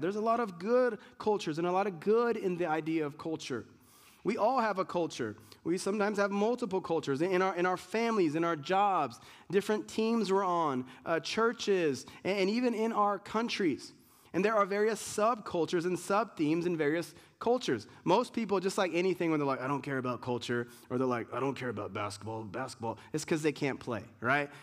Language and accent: English; United States; being an American, Americans like, we don't have culture